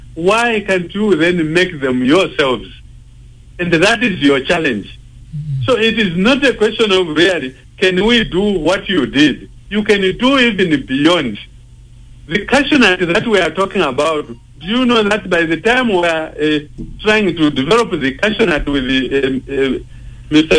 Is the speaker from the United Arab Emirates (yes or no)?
no; Namaira, Mazabuka, Southern Province, Zambia; moved away as an adult; I was from Namaira in Mazabuka